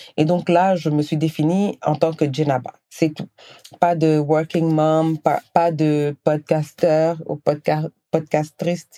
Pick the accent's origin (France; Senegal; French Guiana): Senegal; moved away as an adult; also born or lived in Guinea; now in Canada; je, suis née, j'ai grandi au Sénégal, j'ai vécu quelques années en Guinée, et euh, ensuite j'ai déménagé au Canada